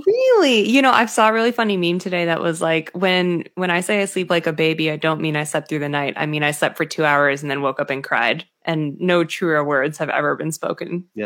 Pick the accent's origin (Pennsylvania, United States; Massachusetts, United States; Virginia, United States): Massachusetts, United States; an affluent suburb of Boston; my hometown, It's like a, an affluent suburb of Boston